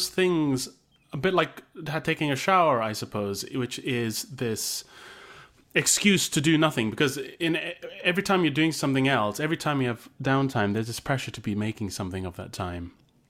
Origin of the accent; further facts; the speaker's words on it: Malaysia; now in United Kingdom; It never really got fully ingrained in me because I didn't grow up in the UK. I grew up in Malaysia. And there's not really a pub culture there.